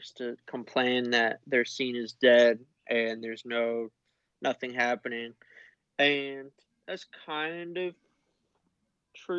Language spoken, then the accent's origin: English; Connecticut, United States